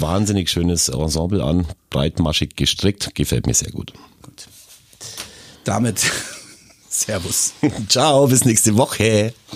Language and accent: German; Augsburg, Bavaria, Germany; bei uns in Augsburg